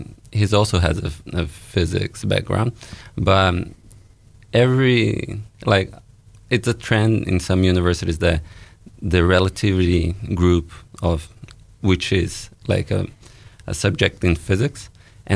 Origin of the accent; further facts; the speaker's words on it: Brasília, Federal District, Brazil; moved away as an adult; also born or lived in Canada; now in Dunedin, New Zealand; I'm from Brazil